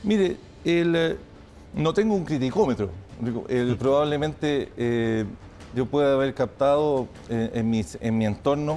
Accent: Chile; Eso lo enfrentamos como chilenos

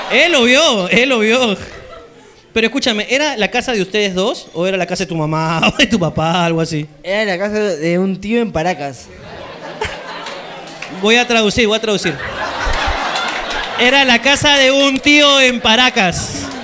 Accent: Lima, Peru; De Lima.

